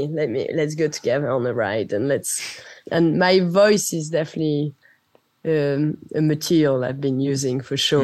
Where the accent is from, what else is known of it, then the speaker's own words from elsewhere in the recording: France; first language French; English is a second language; moved away; also born or lived in United Kingdom; being away so long from France